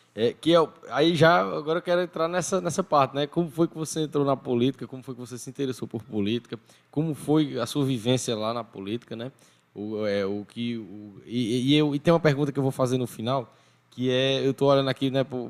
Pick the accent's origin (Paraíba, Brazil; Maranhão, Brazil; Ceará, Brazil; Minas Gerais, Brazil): Paraíba, Brazil; Sumé; also born or lived in São Paulo; eu nasci em São Paulo, né? Só que eu cheguei em Sumé com 3 anos de idade, 2 para 3 anos de idade